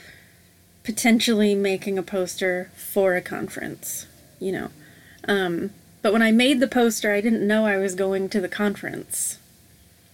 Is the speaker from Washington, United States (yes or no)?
yes; Vancouver, Washington, United States; also born or lived in Portland, Oregon; I went to junior high and high school in the Couve